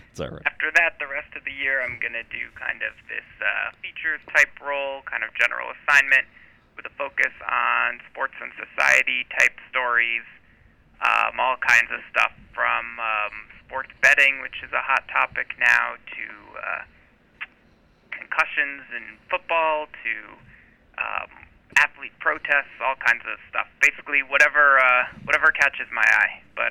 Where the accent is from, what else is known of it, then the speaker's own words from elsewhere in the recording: Hartford, Connecticut, United States; I grew up in the Hartford area